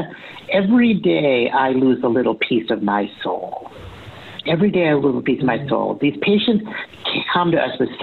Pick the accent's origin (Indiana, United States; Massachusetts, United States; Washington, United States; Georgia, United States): Massachusetts, United States; Boston; I'm from Boston, it's where we're living